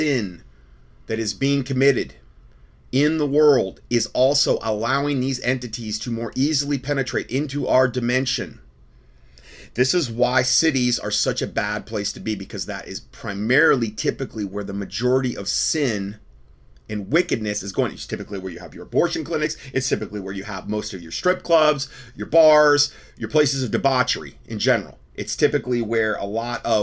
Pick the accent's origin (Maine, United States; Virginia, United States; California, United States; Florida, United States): Florida, United States; Fort Myers; I'm from Fort Myers